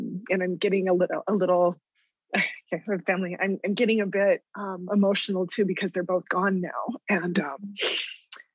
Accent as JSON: {"language": "English", "town": "Deming", "region": "New Mexico", "country": "United States", "moved": "as an adult", "said": "I was there from Deming"}